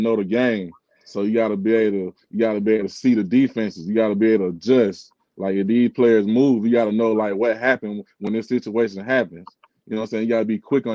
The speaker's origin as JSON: {"language": "English", "town": "Griffin", "region": "Georgia", "country": "United States", "tie": "born or raised there", "said": "I was born and raised in Griffin, Georgia"}